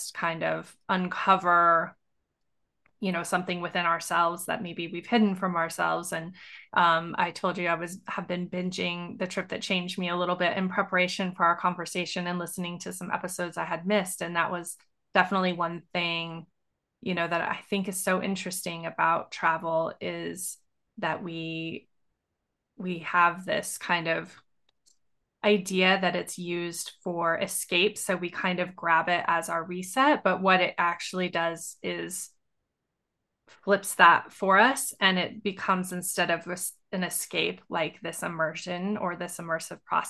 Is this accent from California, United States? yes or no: no; Montana, United States; I grew up in Montana.